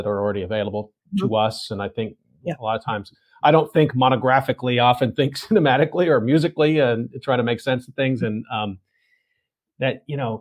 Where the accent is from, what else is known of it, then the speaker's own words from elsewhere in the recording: Texas, United States; I'm from Texas